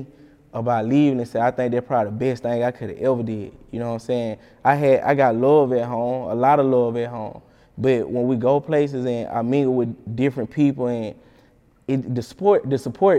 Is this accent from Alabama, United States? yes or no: yes; Alabama, United States; I'm from Alabama